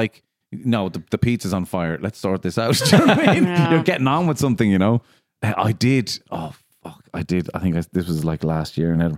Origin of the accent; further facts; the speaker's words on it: Midleton, Munster, Ireland; where I grew up in Middleton.